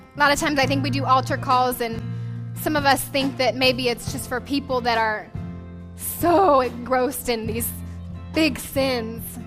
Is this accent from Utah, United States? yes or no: no; Portland, Oregon, United States; moved away as an adult; also born or lived in Las Vegas, Nevada; now in San Diego, United States; we were uh, born and raised in Portland, Oregon